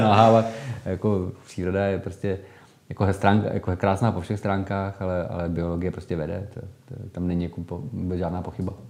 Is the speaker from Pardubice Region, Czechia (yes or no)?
yes; Holice, Pardubice Region, Czechia; já pocházím z Holic, super Pardubic, z rodiště doktora Emila Holuba